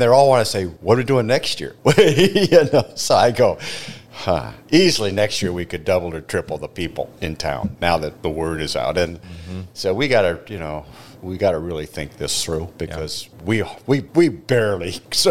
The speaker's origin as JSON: {"language": "English", "town": "Glendale", "region": "California", "country": "United States", "tie": "born or raised there", "also_born_or_lived": "Humboldt County, California", "moved": "as an adult", "lives_now": "Whatcom County, Washington, United States", "said": "Well, I grew up in Southern California. Southern California. And then I moved up into Humboldt County in California to finish a grad degree at Humboldt State"}